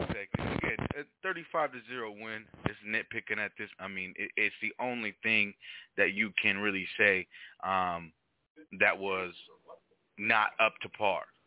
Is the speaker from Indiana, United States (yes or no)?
no; Arizona, United States; my hometown team